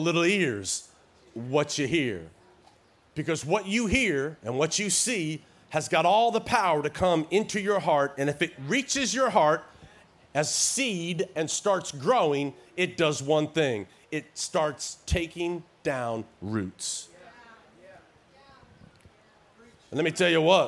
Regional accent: Tennessee, United States; accent: little twang; moved away as an adult; also born or lived in Oklahoma; I was raised in Tennessee my formative years. That's why I got this little twang still that I talk

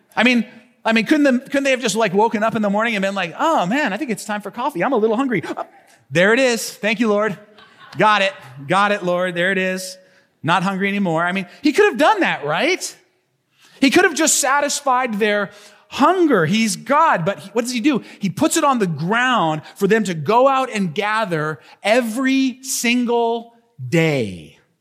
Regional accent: United States; us as modern American people

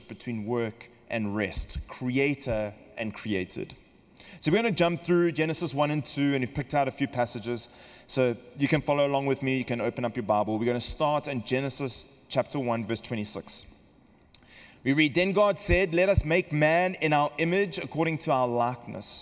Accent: Western Cape, South Africa; accent: South African; now in California, United States; We come from South Africa, if you've noticed the accent, and we in the Cape region of South Africa

